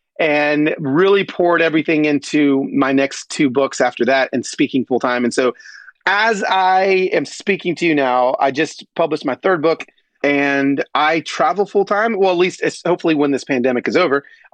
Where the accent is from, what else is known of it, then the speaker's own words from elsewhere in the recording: Atlanta, Georgia, United States; also born or lived in East Los Angeles, California; my childhood of growing up in the Deep South